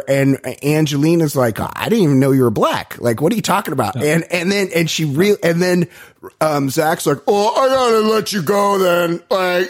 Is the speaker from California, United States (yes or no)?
yes; Costa Mesa, California, United States; I'm from Costa Mesa.